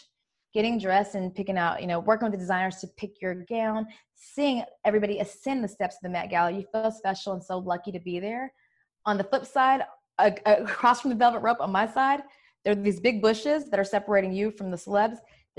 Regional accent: California, United States; now in New York, United States; It's a mix because I'm from California. So naturally I want to be in flip-flops and sweats, but then I'm a New York girl.

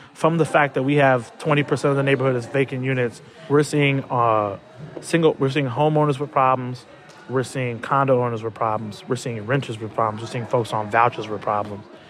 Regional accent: Chicago, Illinois, United States; I've lived in South Shore my whole life

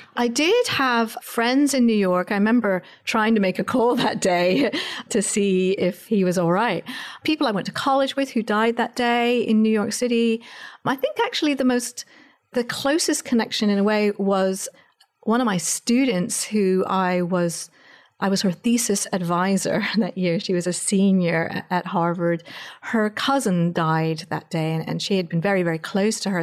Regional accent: England, United Kingdom; now in United States; I'm an American, but I actually grew up in England

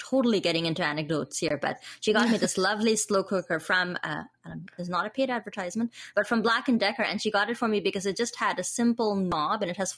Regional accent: India; moved away; I grew up in India.

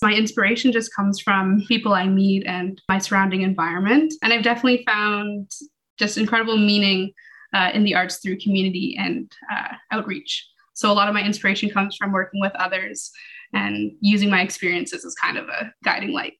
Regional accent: Toronto, Ontario, Canada; moved away; I was born in Toronto

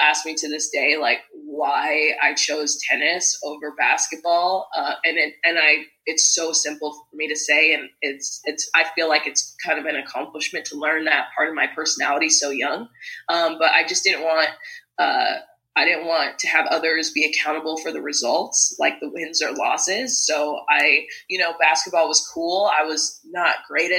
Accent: Las Vegas, Nevada, United States; I was born and raised in Vegas

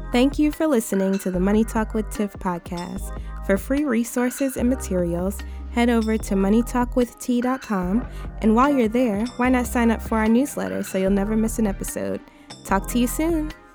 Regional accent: White Plains, New York, United States; I'm from White Plains

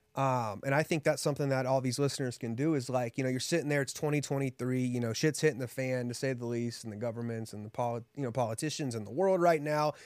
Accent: Columbus, Ohio, United States; moved away as an adult; also born or lived in Houston, Texas; now in Las Vegas, United States; Grew up in Columbus, Ohio

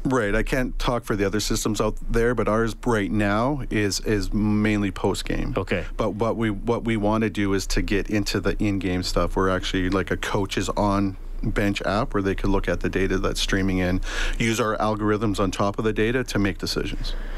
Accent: Leduc, Alberta, Canada; moved away as an adult; also born or lived in Saskatchewan / Edmonton / Bermuda; now in Halifax, Canada; I lived in uh, Leduc uh, for the majority of my life. I was born in Saskatchewan. My dad was a welder, so we moved to to uh, uh, Leduc

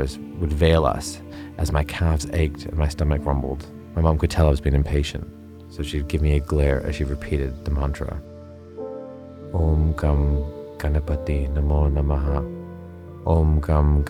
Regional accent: Vancouver, British Columbia, Canada; now in London, United Kingdom; As a young Hindu Punjabi boy growing up in Vancouver, Canada

